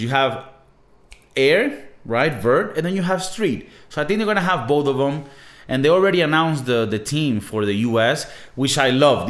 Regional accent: Venezuela; moved away; I'm from Venezuela

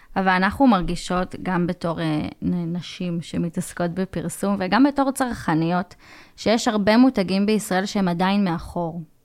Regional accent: Israel; אני מישראל

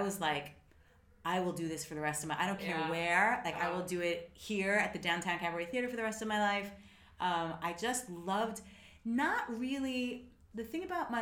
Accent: United States; I'm an American

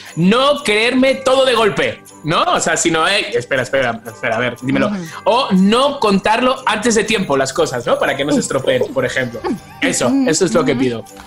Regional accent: Spain; accent: Spanish; moved away; soy español. O sea, quiero decir, no me di cuenta que mi acento es diferente al vuestro

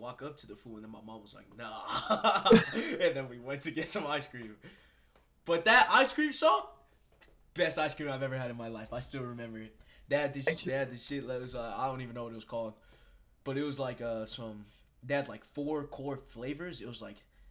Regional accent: Colorado, United States; also born or lived in Bronx, New York, United States; I've been in Colorado for, like, 13 years

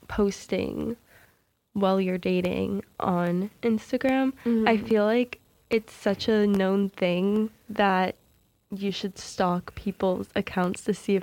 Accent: Maine, United States; I'm from Maine, so, like, this kid goes to Portland, which is, like

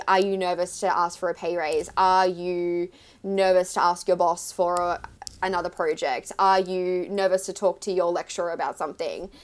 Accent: Melbourne, Victoria, Australia; moved away as an adult; now in New York City, United States; I am an Aussie and I live in New York City

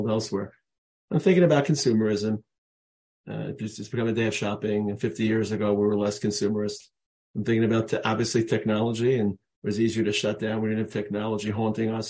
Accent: United States; moved away as an adult; now in Israel; I grew up in America, but I've obviously lived in Israel the last 40 years

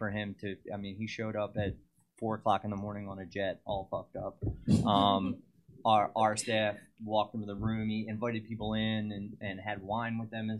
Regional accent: Cheltenham, Pennsylvania, United States; born or raised there

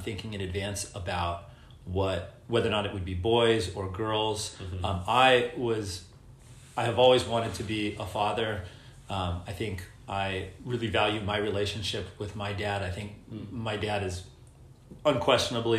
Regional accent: Orange County, California, United States; I grew up here in Orange County, where we are today

